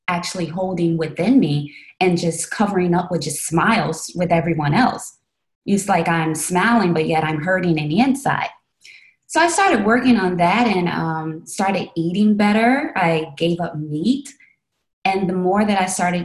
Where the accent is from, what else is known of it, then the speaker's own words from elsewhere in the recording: Chicago, Illinois, United States; I'm originally from Chicago, Illinois, and I had visited New York and fell in love with it and went back to Chicago